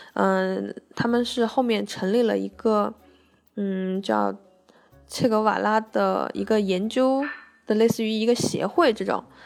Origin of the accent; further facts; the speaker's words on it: China; also born or lived in Cuba; 他们知道我们是中国人